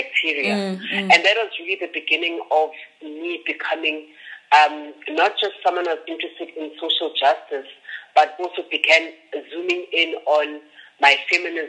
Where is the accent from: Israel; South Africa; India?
South Africa; Johannesburg, Gauteng; also born or lived in Soweto; So I was born in Soweto, and then grew up in a very small suburb in the south of Johannesburg called Mayfield Park.